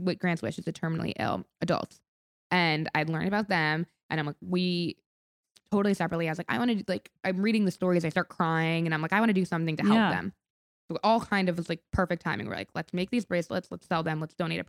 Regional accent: Rochester, New York, United States; So Stony Clover Lane is the street my sister and I grew up on in Rochester, New York. We were in Rochester when we were starting making these beaded bracelets. Spent our summers there.

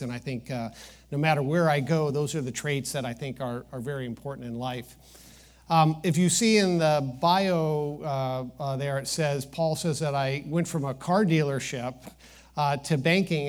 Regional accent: Midwest, United States; growing up in the Midwest

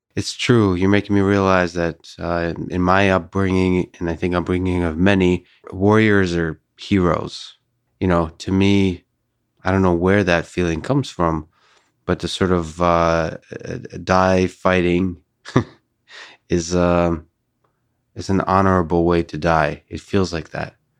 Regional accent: Moscow, Russia; moved away; So I was born in, uh, the Soviet Union. I was raised in Moscow.

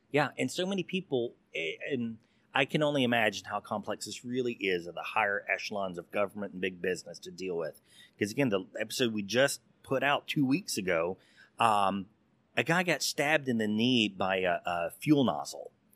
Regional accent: Texas, United States; I'm that Texas good old boy

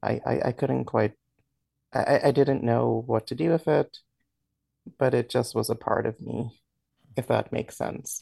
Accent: Dominica; now in New York, United States; I grew up in the Commonwealth of Dominica in, in the Caribbean

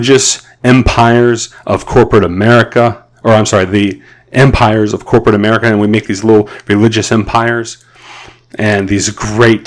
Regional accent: United States

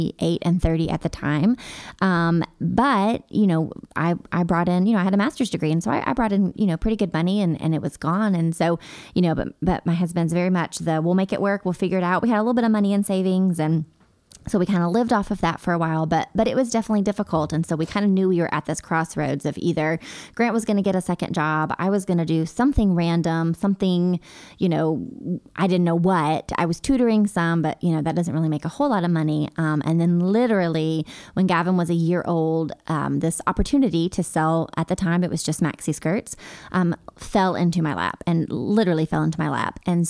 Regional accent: Hendersonville, Tennessee, United States; also born or lived in Hermitage, Tennessee; I grew up in Hendersonville

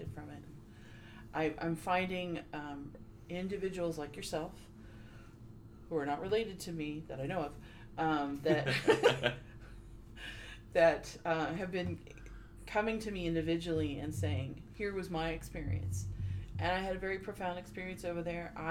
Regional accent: Huntington Beach, California, United States; growing up in Huntington Beach

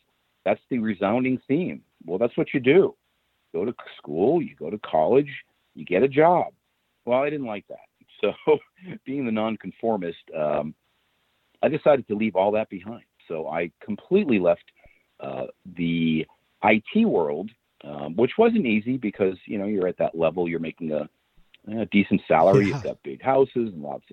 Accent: Boston, Massachusetts, United States; moved away as an adult; also born or lived in Phoenix, Arizona; now in Rockport, United States; born and raised near Boston, Boston boy

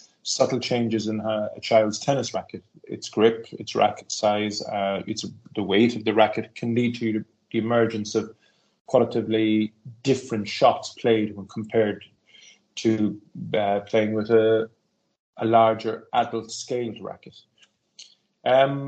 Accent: Cork, Munster, Ireland; moved away as an adult; now in Stockholm, Sweden; I'm originally from Cork City in Ireland, but I've been living in Stockholm, Sweden since 1994.

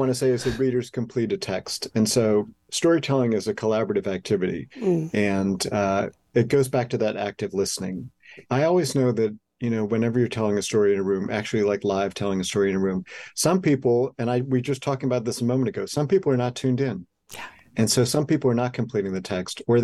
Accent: Milwaukee, Wisconsin, United States; I'm from Milwaukee

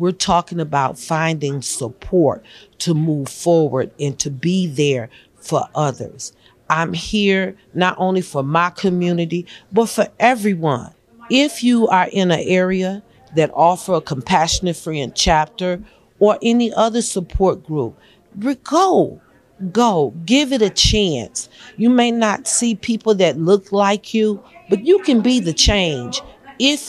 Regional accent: Montgomery, Alabama, United States; also born or lived in Pontiac, Michigan; I'm from Montgomery, Alabama, by way of Pontiac, Michigan.

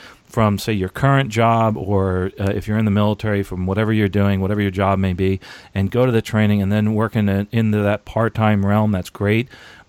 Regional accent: New Jersey, United States; By the way, New Jersey, that's actually where I am from, and I live in New Jersey part-time, and there's a lot of really good schools up there, a lot of great schools.

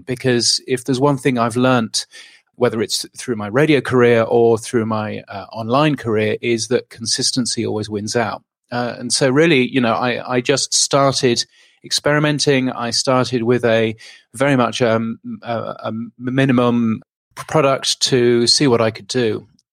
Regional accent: United Kingdom; moved away as an adult; now in Australia; I'm a Brit, not, not an Aussie

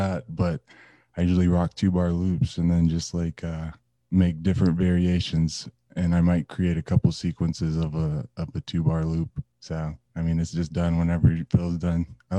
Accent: Tulsa, Oklahoma, United States; now in Santa Fe, United States; I'm from Tulsa, Oklahoma, residing in Santa Fe, New Mexico.

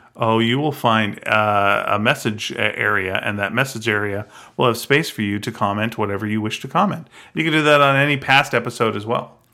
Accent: Canada; we're from Canada

